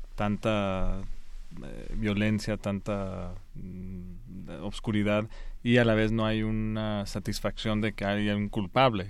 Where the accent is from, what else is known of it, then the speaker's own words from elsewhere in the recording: Guanajuato, Mexico; also born or lived in Spain; yo nací en España, y regresé los, al año o algo así, y crecí ahí en Guanajuato, entonces es de donde soy